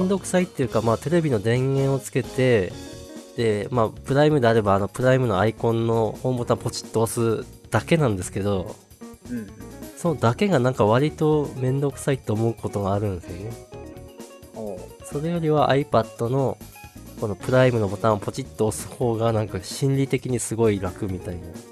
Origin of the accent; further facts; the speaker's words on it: Tohoku, Japan; 東北東北出身なんですけどまあで盆地なんですけど